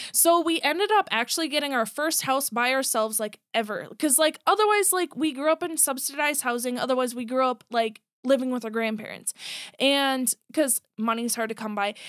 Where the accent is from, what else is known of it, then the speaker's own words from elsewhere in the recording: Buffalo, Minnesota, United States; also born or lived in Monticello, Minnesota; I grew up in, like, Buffalo, Monticello area